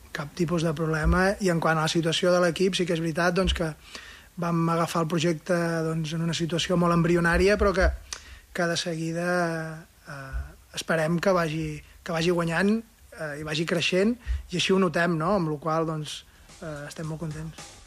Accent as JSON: {"language": "Catalan", "town": "Girona", "region": "Catalonia", "country": "Spain", "also_born_or_lived": "Barcelona", "moved": "as an adult", "lives_now": "Andorra", "said": "jo sóc de Girona i he viscut a Barcelona molts anys"}